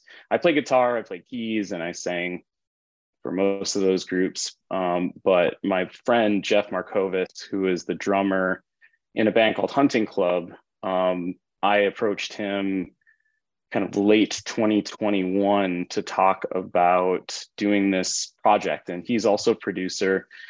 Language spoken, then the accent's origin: English; Tonga; now in United States; Again, I was an immigrant from Tonga.